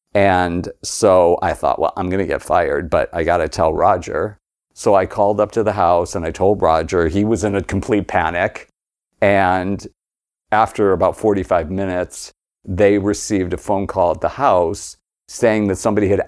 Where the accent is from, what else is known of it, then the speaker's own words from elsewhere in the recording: the San Fernando Valley, California, United States; My parents, we grew up in the Valley.